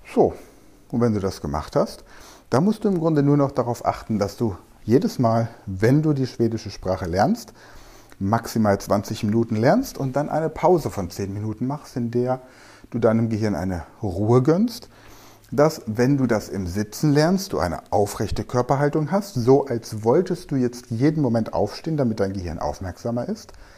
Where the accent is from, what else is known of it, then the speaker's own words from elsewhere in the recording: Germany; now in Mainz, Germany; Ich komme aus Deutschland